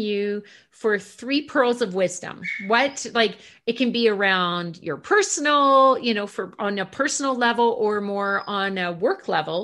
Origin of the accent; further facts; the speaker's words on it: Ontario, Canada; now in Calgary, Canada; I grew up in Ontario and we spend a lot of our summers in, you know, cottage country.